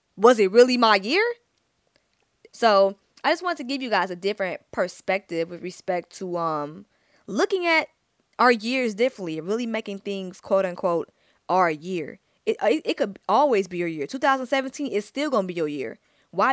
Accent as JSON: {"language": "English", "town": "Stone Mountain", "region": "Georgia", "country": "United States", "said": "I'm from Stone Mountain, East Side Stand Up"}